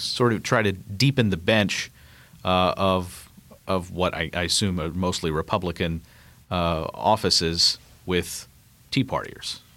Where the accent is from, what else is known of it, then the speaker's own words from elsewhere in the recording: Kentucky, United States; I'm from Kentucky